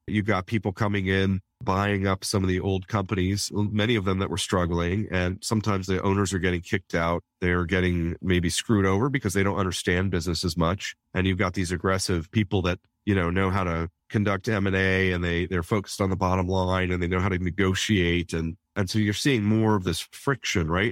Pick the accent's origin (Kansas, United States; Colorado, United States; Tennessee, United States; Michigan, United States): Colorado, United States; Denver; also born or lived in South Korea; my hometown of Denver